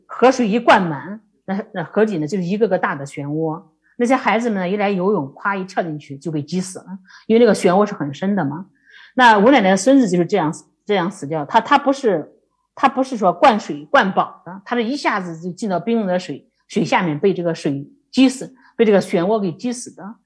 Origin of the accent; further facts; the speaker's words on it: Liangzhuang, Henan, China; now in Beijing, China; 因为我的家乡是梁庄，是在河南的一个平原的地方